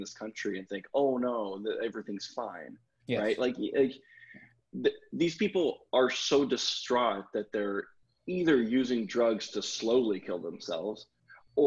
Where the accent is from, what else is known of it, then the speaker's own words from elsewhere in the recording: the South, United States; I grew up in the South